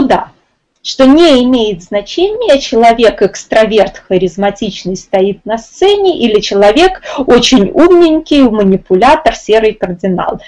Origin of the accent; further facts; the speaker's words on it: Minsk, Belarus; я из Минска